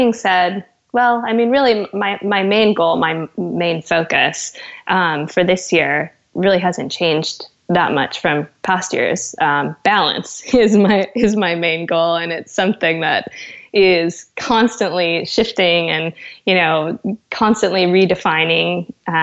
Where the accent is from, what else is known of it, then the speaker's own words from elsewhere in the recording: West Coast, United States; moved away as an adult; now in London, United Kingdom; we're West Coast people